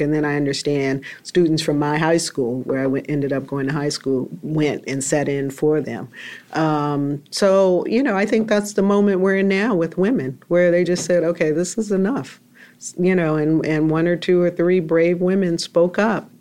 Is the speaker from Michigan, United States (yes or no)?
no; Greensboro, North Carolina, United States; moved away; I went to Greensboro, back to my hometown